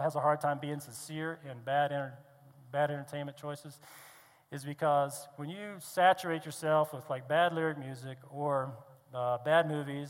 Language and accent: English; East Coast, United States; I grew up on the East Coast